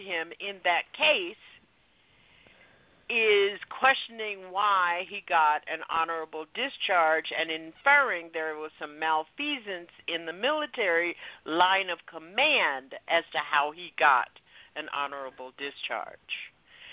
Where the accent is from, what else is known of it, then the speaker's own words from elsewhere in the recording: the Jim Crow South, United States; I grew up in the Jim Crow South